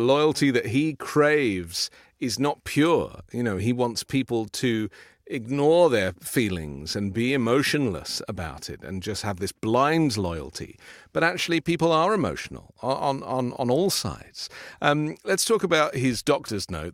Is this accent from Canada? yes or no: no; United Kingdom; now in United States; I'm a British